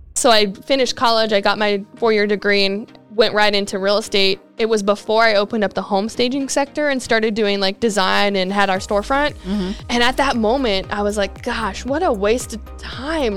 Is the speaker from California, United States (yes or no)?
yes; California, United States; moved away as an adult; I'm originally from California and moved out here June of 2019